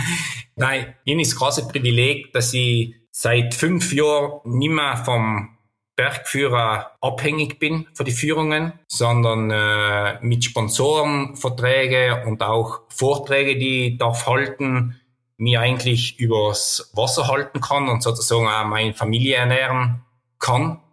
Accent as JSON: {"language": "German", "area": "South Tyrol", "region": "Trentino-Alto Adige", "country": "Italy", "said": "bei uns in Südtirol"}